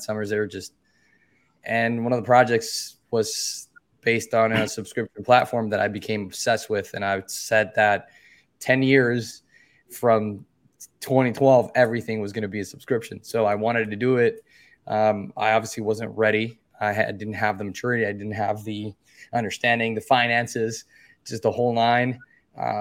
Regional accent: Dominican Republic; from the Dominican Republic, born and raised

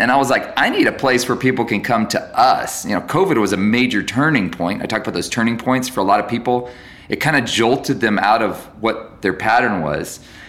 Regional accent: Guatemala; I grew up in Guatemala and I met all these people in Guatemala

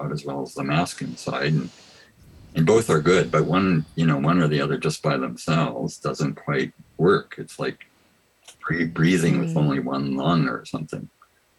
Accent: Canada; born or raised there

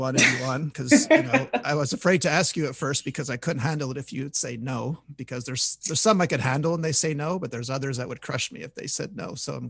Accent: Montreal, Quebec, Canada; I'm from Montreal

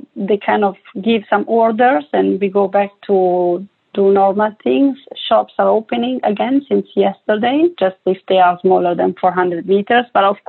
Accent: Italy; English is a second language; now in Barcelona, Spain; Well, right now I am based in Barcelona, sunny Barcelona, I would say. I'm from Italy, as you can, you know, already spot from my accent.

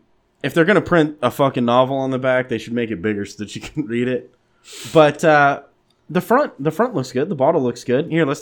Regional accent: Texas, United States; I'm from Texas.

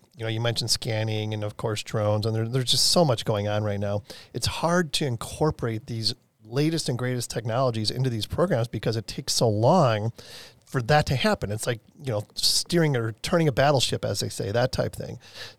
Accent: Midwest, United States; I'm from the Midwest

